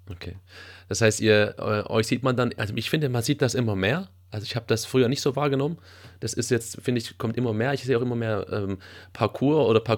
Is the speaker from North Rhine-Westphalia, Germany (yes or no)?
no; Sondelfingen, Baden-Württemberg, Germany; Ich habe ja so die Hälfte meiner Jugend auch in Sondelfingen verbracht.